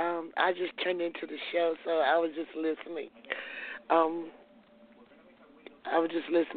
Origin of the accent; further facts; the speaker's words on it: South Carolina, United States; I'm from South Carolina.